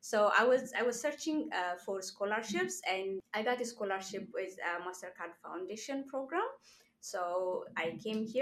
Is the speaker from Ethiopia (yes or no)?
yes; Ethiopia; moved away as an adult; now in Canada; I'm from Ethiopia.